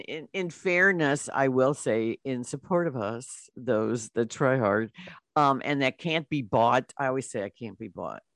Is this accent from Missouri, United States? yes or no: yes; St. Louis, Missouri, United States; we're from Saint Louis